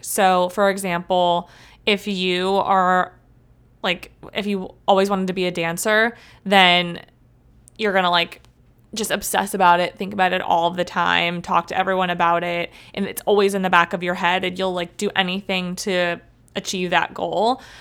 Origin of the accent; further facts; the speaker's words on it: Cleveland, Ohio, United States; also born or lived in Columbus, Ohio / Athens, Ohio; I'm from Cleveland